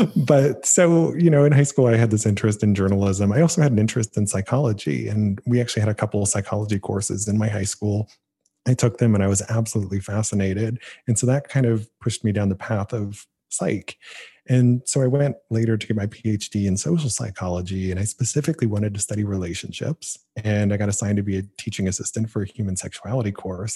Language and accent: English; Canton, Ohio, United States; my hometown, Canton, Ohio